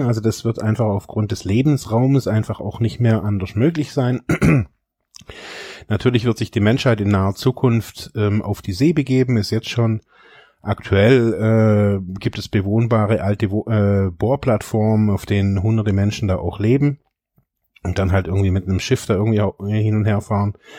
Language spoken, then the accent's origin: German; Germany; Ich bin in diesem reichen Land geboren